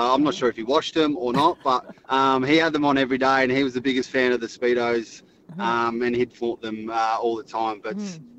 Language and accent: English; Torquay, Victoria, Australia; Like I mean, I grew up on in Torquay, where we're